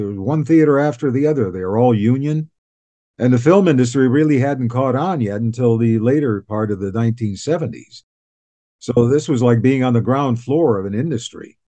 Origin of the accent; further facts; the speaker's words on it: Cleveland, Ohio, United States; moved away as an adult; now in Canada; Cleveland, Ohio.